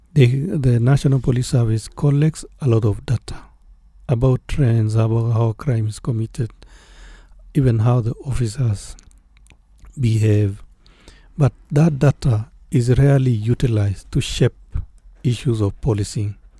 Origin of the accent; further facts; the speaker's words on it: Kenya; as Kenyans